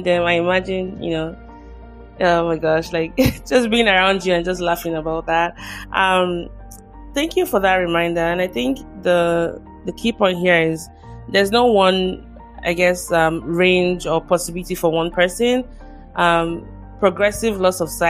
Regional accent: Nigeria; now in United States; I'm originally from Nigeria, and my country still has a long way

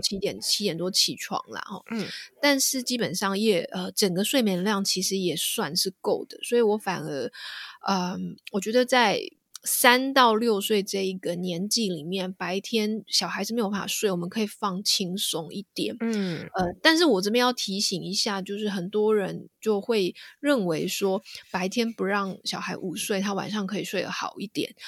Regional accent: Taiwan; moved away as an adult; now in United Kingdom; 我自己住在英国，然后我，我在台湾长大嘛，所以我对台湾很嗯了解。那其实嗯。我们台湾的夜生活非常地丰富

